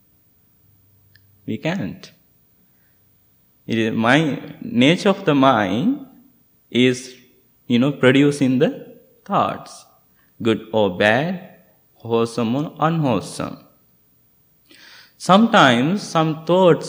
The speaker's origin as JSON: {"language": "English", "country": "Sri Lanka", "moved": "yes", "said": "I'm from Sri Lanka."}